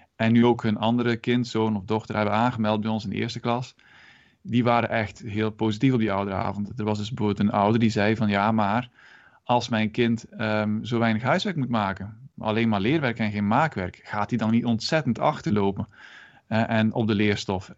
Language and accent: Dutch; Moerbeke, Flanders, Belgium; moved away as an adult; also born or lived in Ghent, Belgium; now in Netherlands; ik ben ook Belg van oorsprong